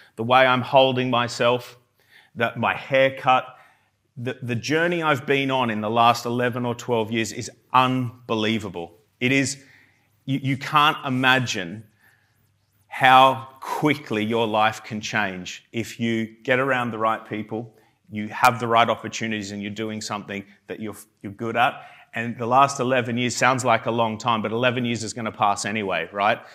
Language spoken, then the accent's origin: English; Armidale, New South Wales, Australia; moved away as an adult; now in United Kingdom; I'm from, um, a small town called Armidale in New South Wales in Australia.